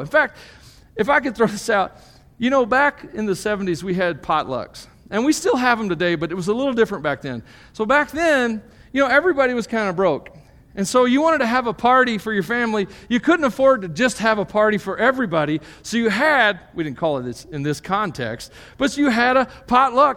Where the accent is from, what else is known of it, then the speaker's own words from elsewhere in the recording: United States; being a Christian as an American, as a Westerner